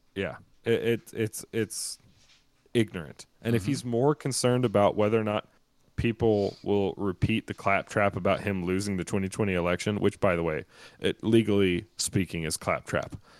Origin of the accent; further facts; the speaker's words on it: the South, United States; when I was younger, growing up in the South